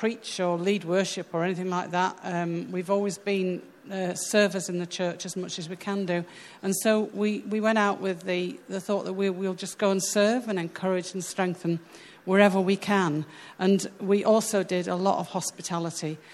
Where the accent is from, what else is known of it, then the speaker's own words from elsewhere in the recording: United Kingdom; moved away as an adult; now in Sweden; we're British